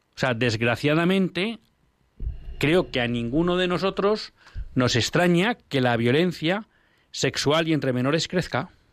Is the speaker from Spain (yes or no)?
yes; Basque-speaking homeland, Basque Country, Spain; yo no manejo la, la, lengua de mi tierra, una de las lenguas de mi tierra, el otro es el castellano, pero el vascuence no lo manejo bien